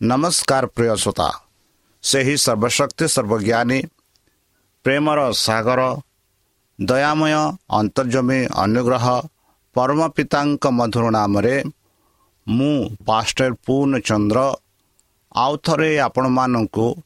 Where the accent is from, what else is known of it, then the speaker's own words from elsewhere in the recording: India; ଆମ ଭାରତ ଦେଶରେ